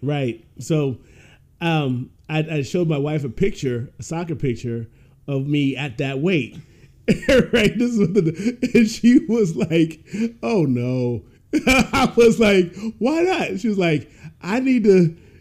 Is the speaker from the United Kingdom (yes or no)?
no; Ohio, United States; I grew up in Ohio